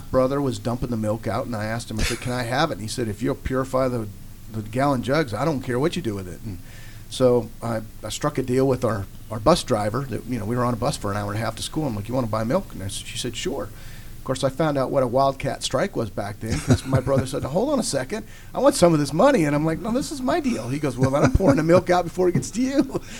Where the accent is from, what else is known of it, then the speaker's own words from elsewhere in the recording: Montana, United States; moved away as an adult; now in Georgia, United States; She married a man that was from Montana, who's my stepdad. And we wound up in Montana. So I was raised in Montana on a farm, about 40 miles out in the country.